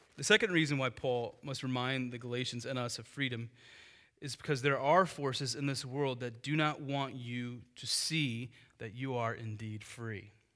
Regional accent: United States; the freedom we have as Americans

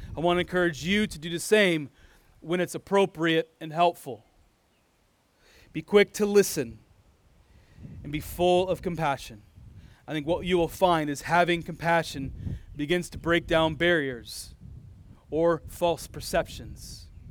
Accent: United States; now in Iowa, United States; I'm a full-blooded American. I was born in America, and I, unless the Lord does something different, I'll likely die in America, probably in this state of Iowa

